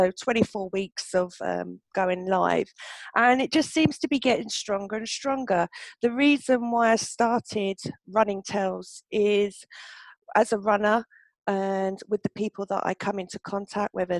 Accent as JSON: {"language": "English", "town": "Milton Keynes", "region": "South East England", "country": "United Kingdom", "tie": "born or raised there", "said": "Milton Keynes, of course, my hometown"}